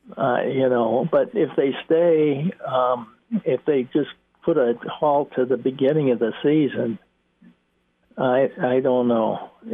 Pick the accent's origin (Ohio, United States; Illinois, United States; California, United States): Illinois, United States; Chicago; moved away; that's my hometown